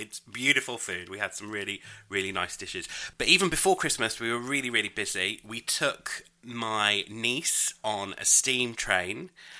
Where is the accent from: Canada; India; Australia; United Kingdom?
United Kingdom; I'm British.